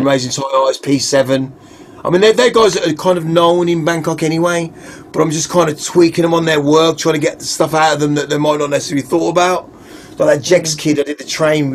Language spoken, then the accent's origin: English; Wolverhampton, West Midlands, United Kingdom; I'm talking like from Goldie, Wolverhampton